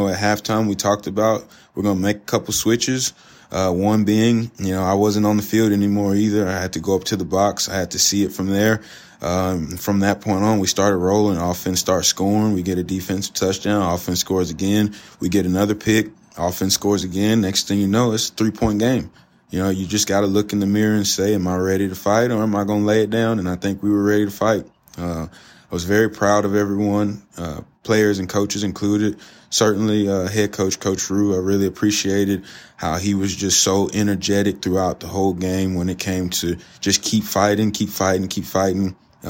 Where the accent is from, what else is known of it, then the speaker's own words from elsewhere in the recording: Southeast Texas, United States; Cajun. Cajun. I'm from Southeast Texas, baby.